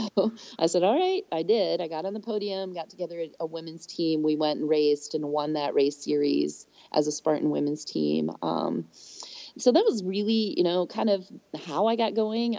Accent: Minnesota, United States; now in Georgia, United States; my home state of Minnesota

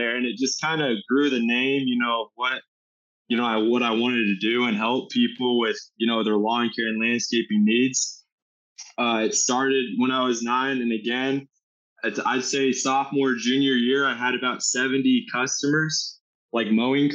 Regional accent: Indianapolis, Indiana, United States; I'm from Indianapolis, Indiana

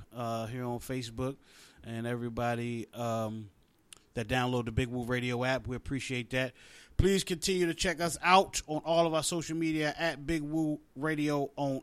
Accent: West Virginia, United States; growing up in West Virginia, we were Cincinnati Reds fans

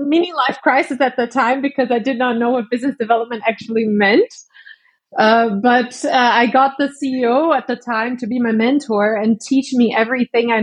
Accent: Brazil; also born or lived in Estonia; now in Munich, Germany; I'm currently in Munich in Germany. But I'm from Brazil originally.

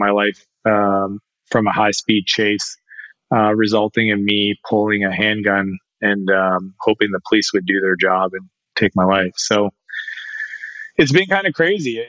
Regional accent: Canada; I'm a Canadian

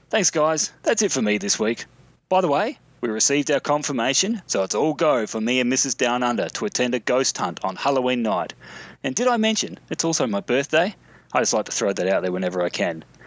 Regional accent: Mount Gambier, South Australia, Australia; the little town in question is called Mount Gambier

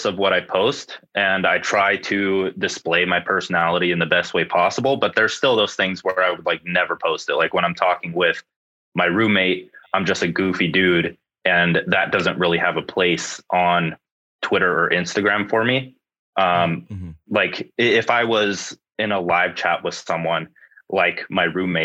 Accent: Phoenix, Arizona, United States; I am from Arizona, Phoenix area. Very sunny

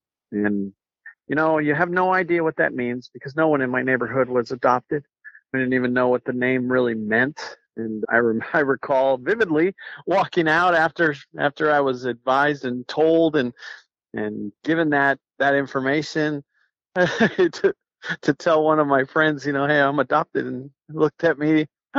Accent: Nuevo Casas Grandes, Chihuahua, Mexico; born there; So I was born in Nuevo Casas Grandes, which is a very small town in Chihuahua, Mexico.

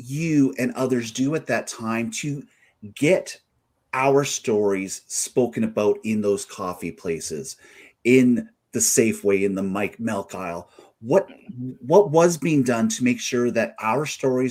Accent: Stettler, Alberta, Canada; also born or lived in Botha, Alberta; I'm still a child and growing up in Botha, Alberta, Stettler, Alberta.

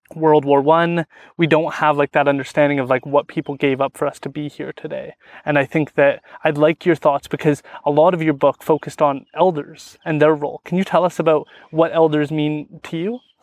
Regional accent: Stó:lō Nation, British Columbia, Canada; I'm from the Stolo Nation, so we, we're really into fishing salmon

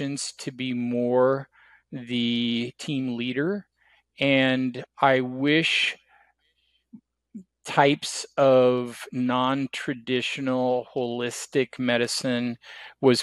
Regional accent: Oregon, United States; moved away as an adult; also born or lived in Kansas / Portland; I'm from Oregon.

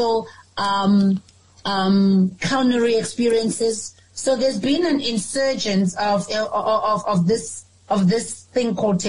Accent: Cape Town, Western Cape, South Africa; I was born in the Cape.

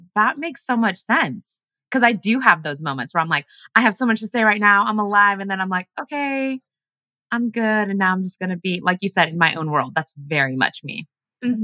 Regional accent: Washington, United States; English is a second language; moved away as an adult; also born or lived in Uganda / Los Angeles; now in New York, United States; we grew up in Washington and then I lived in LA for seven years. And then I finally moved to New York

